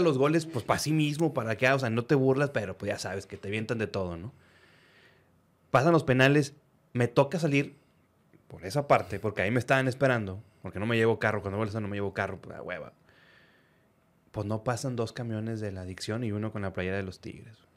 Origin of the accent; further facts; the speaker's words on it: Reynosa, Tamaulipas, Mexico; now in Monterrey, Mexico; yo nací aquí en Monterrey, pero viví casi toda mi vida, o mi vida, eh, mi preparación, digamos que mi vida joven, en Reynoso, Tamaulipas